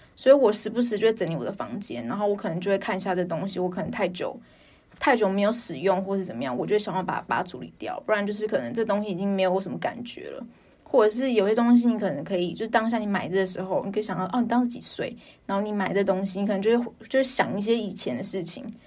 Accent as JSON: {"language": "Chinese", "region": "Taipei", "country": "Taiwan", "said": "因为我是台北人"}